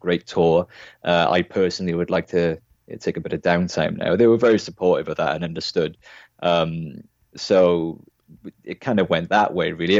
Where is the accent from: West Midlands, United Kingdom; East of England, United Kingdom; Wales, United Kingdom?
Wales, United Kingdom; Cardiff; we're all from Cardiff, South Wales